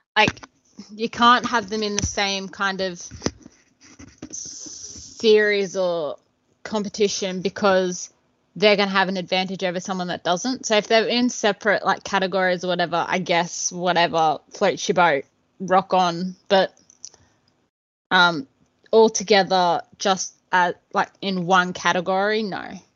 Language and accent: English; Ballarat, Victoria, Australia; moved away as an adult; now in Queensland, Australia; I was born Victoria. I was lived there until I turned 18.